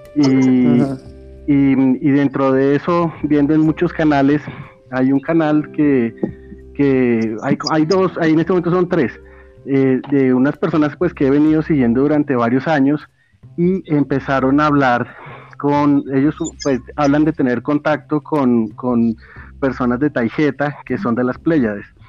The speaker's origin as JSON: {"language": "Spanish", "region": "Bogotá", "country": "Colombia", "said": "yo soy, yo soy de Bogotá, Colombia"}